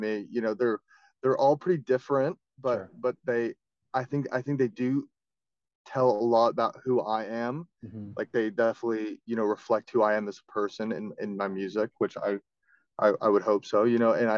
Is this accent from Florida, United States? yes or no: yes; Florida, United States; I'm from Florida